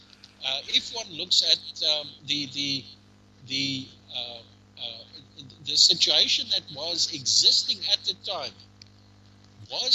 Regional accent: South Africa; as a South African

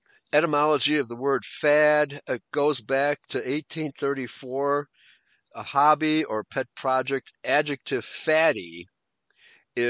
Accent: Chicago, Illinois, United States; when I was growing up in Chicago in the 60s, the German community was very tight-knit

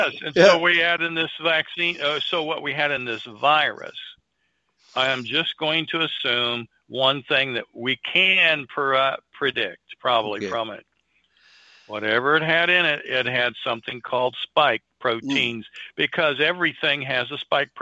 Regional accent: Missouri, United States; Now we've been shown, again, I'm from Missouri.

